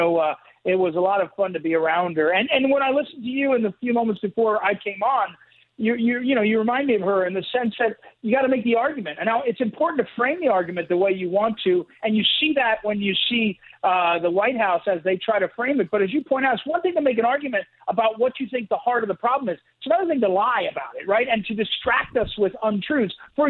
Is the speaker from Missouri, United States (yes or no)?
yes; St. Louis, Missouri, United States; born or raised there